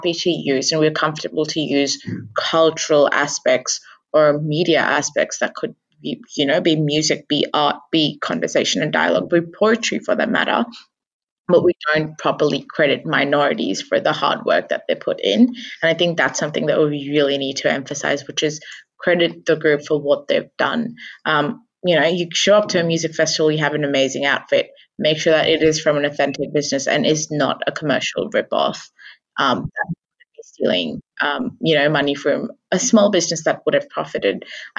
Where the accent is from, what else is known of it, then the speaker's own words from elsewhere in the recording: India; essentially I as an Indian woman have had to justify through 300 years of colonialism